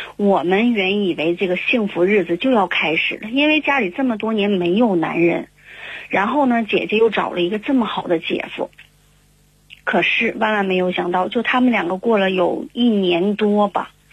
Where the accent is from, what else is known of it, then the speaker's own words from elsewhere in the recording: Harbin, Heilongjiang, China; 我是来自哈尔滨的